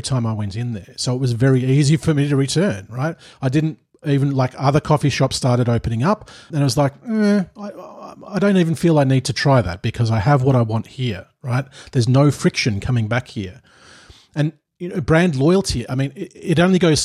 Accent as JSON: {"language": "English", "town": "Melbourne", "region": "Victoria", "country": "Australia", "moved": "yes", "lives_now": "Vejle, Denmark", "said": "I come from Melbourne, which is the coffee capital of Australia, and I moved to Denmark, to a town called Vejle."}